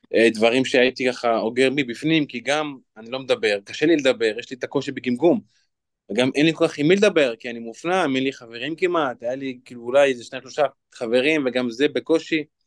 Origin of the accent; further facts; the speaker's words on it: Lod, Central District, Israel; אני בן 28, מלוד. אני גדלתי בבית